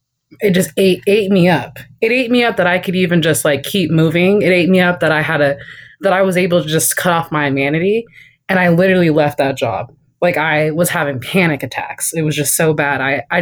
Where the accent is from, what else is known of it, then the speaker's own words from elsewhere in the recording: North Highlands, California, United States; I'm from North Highlands, California. So a black girl from North Highlands, California